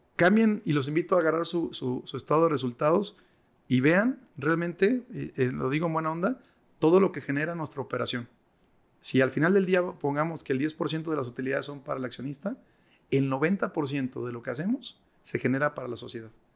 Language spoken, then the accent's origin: Spanish; Mexico; yo también soy mexicano